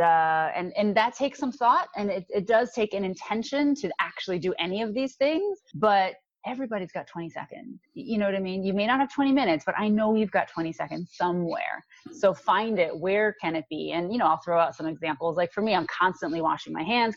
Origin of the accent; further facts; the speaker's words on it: New York, United States; I am from New York